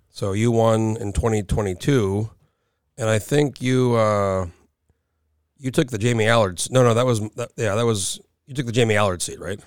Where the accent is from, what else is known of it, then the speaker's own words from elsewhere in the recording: New Mexico, United States; moved away as an adult; now in Anchorage, United States; I grew up in New Mexico, I went to college for a year